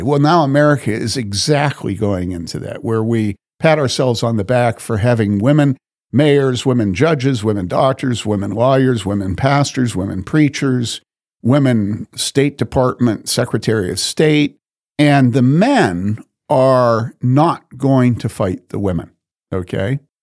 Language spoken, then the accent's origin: English; Wheaton, Illinois, United States; I grew up in Wheaton.